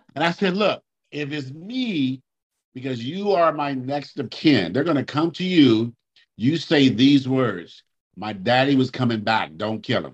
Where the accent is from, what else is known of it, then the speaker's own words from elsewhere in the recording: Oakland, California, United States; where I grew up in Oakland